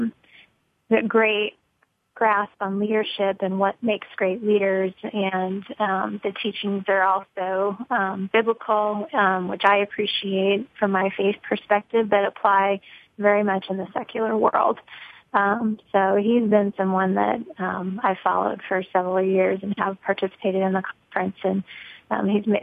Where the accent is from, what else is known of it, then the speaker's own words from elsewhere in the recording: Lincoln, Nebraska, United States; now in Omaha, United States; I'm from Lincoln, Nebraska, originally born and raised, and then I just moved to Omaha in about 2006